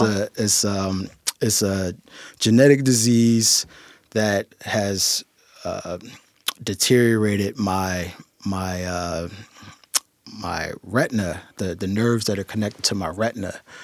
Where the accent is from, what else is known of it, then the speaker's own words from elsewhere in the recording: Philadelphia, Pennsylvania, United States; moved away as an adult; now in Tacoma, United States; I'm originally from Philadelphia. Um, was born and raised in Philadelphia. Spent the first twenty-five years of my life in Philadelphia